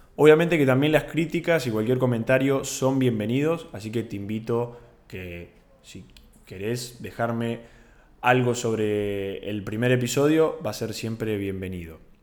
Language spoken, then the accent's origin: Spanish; Bahía Blanca, Buenos Aires Province, Argentina; moved away as an adult; now in Buenos Aires, Argentina; yo estudio en Buenos Aires, pero no soy de Buenos Aires, soy de Bahía Blanca.